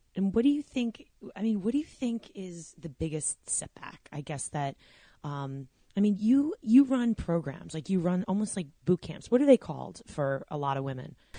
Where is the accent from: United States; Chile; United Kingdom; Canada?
United States; Long Island, New York; moved away as an adult; now in New Jersey, United States